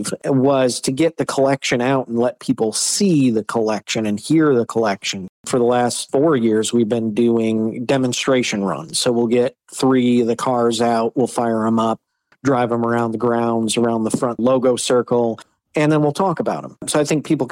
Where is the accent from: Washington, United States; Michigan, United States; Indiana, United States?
Michigan, United States; I grew up here in Michigan, grew up on a big farm.